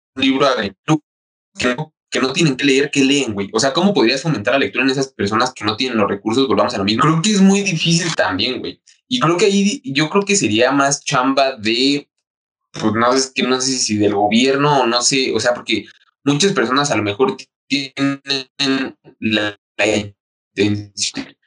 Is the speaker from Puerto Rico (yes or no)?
no; Mexico; como mexicanos o como pueblo mexicano